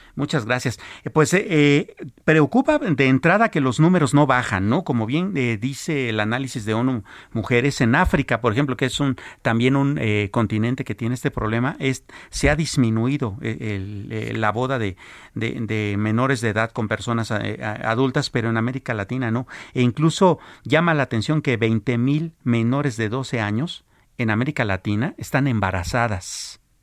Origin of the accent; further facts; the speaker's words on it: Mexico; como mexicanos